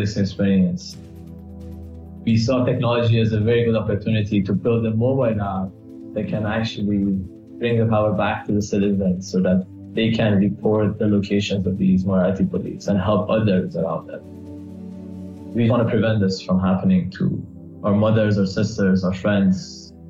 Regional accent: Iran; Growing up in Iran

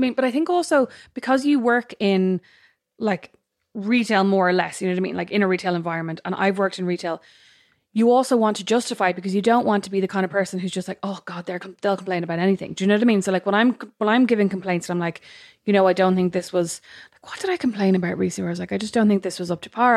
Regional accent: Ireland; we're Irish

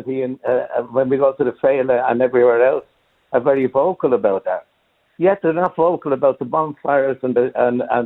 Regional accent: Ireland; We live in a country called Ireland. We're Irish people

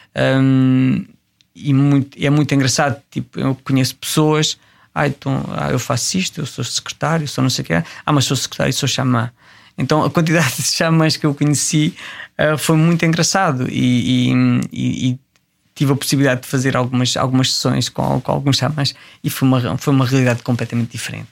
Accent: Tramagal, Centro, Portugal; moved away as an adult; also born or lived in Jordan / Angola / Mongolia; aqueles que eram da minha terra, que eram de Tramagal

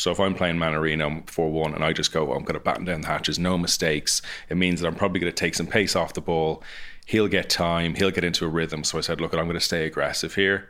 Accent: Ireland; coming from Ireland

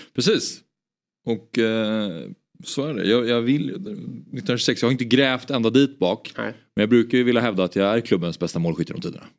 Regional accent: Stockholm, Stockholm County, Sweden; Stockholms stadsbibliotek ligger mig väldigt nära, nära hjärtat för det är precis där jag växte upp

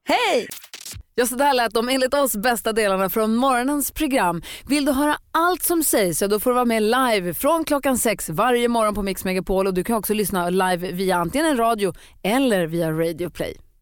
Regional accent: Luleå, Norrbotten County, Sweden; Jag är ju uppvuxen i Luleå

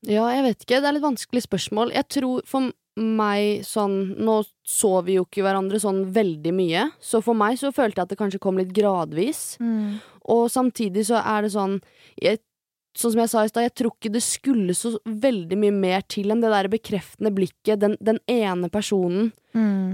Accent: Skiptvet, Østfold, Norway; Skiptvet, da, som der jeg kommer fra

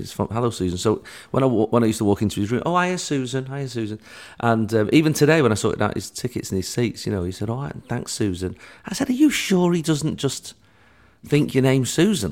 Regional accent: Manchester, North West England, United Kingdom; my hometown of Manchester.

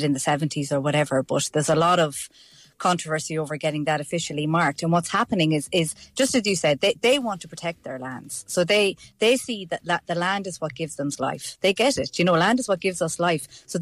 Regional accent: Ireland; As an Irish person

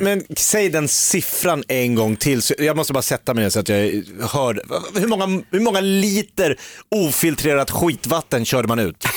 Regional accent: Järfälla, Stockholm County, Sweden; jag är uppvuxen i kvinnokollektiv i Järfälla.

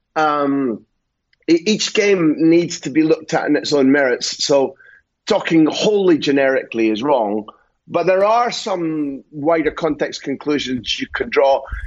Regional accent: Scotland, United Kingdom; I'm Scottish

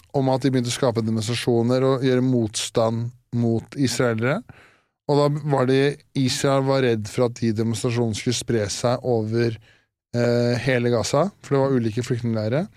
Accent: Årnes, Akershus, Norway; Årnes, der jeg er fra

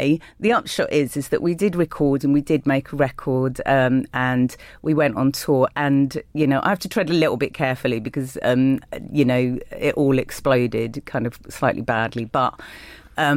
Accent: London, United Kingdom; I did grow up in London, in Willesden

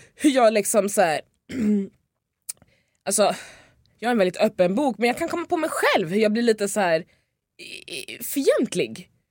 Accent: Lidingö, Stockholm County, Sweden; Jag är ju uppväxt ute på Lidingö, det är en, eh, en ö utanför Stockholm

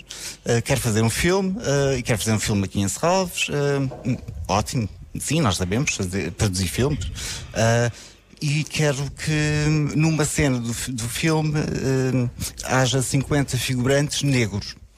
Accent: Lisbon, Portugal; moved away as an adult; now in Porto, Portugal; Eu sou do Porto, sou de Lisboa

